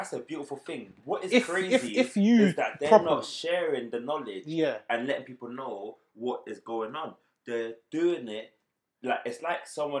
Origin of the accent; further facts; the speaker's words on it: London, United Kingdom; interesting, because we're proper born and bred London. Like, it's a unique experience to be born and raised in London.